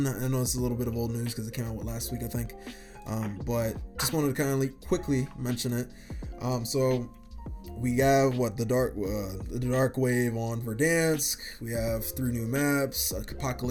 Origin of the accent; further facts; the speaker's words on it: Ghana; as a Ghanaian myself